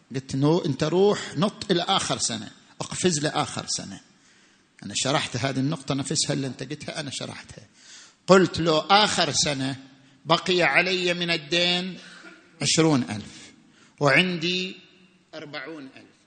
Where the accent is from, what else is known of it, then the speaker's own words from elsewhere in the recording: Saudi Arabia; احنا في السعوديه عندنا بدلات وعلاوات